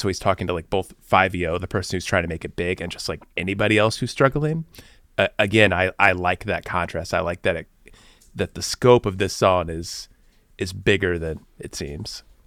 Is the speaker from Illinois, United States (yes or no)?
yes; Bloomington, Illinois, United States; being from Bloomington, Illinois, like I was